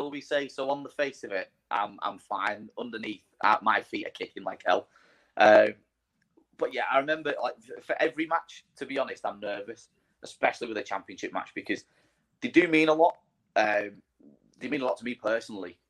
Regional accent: Widnes, North West England, United Kingdom; my hometown of Widnes

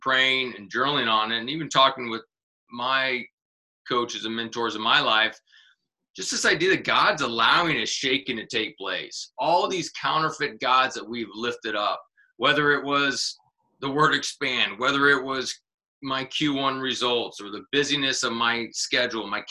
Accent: Kansas City, United States; moved away; I'm actually from Kansas City originally

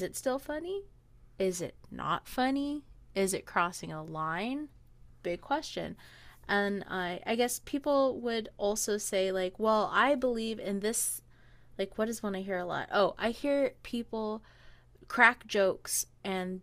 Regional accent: Hawaii, United States; I'm Hawaiian

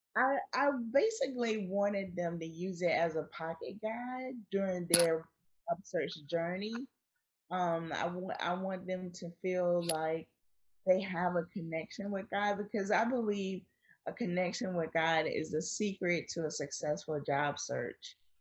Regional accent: Wilmington, North Carolina, United States; I was born in Wilmington, North Carolina, on the coast

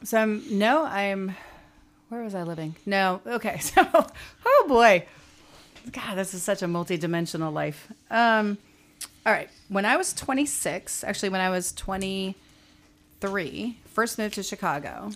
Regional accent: Canada; moved away as an adult; also born or lived in Toronto / New York; being Canadian

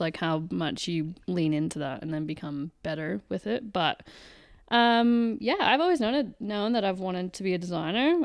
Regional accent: Canada; moved away as an adult; I am Canadian. So, I've lived here for eight years

